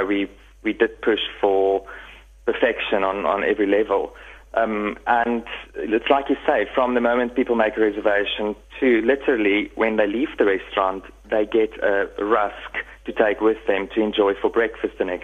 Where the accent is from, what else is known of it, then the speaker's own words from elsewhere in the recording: Middelburg, Mpumalanga, South Africa; moved away as an adult; also born or lived in Cape Town, South Africa / Stellenbosch, South Africa / Paris, France; now in Nice, France; I'm from Middelburg, Mpumalanga. Grew up there lived there for 20 years and then moved to Cape Town